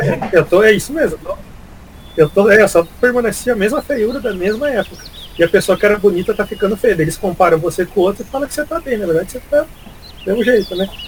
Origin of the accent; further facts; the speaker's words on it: northern Paraná, Brazil; now in Curitiba, Brazil; também não sou aqui do, de Curitiba, sou do norte do Paraná